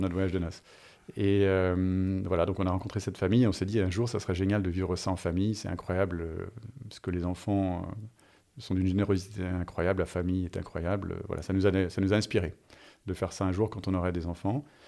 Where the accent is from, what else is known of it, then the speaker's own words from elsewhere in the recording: France; moved away as an adult; also born or lived in United States / Singapore / Israel / Jakarta; je suis français, je suis à Singapour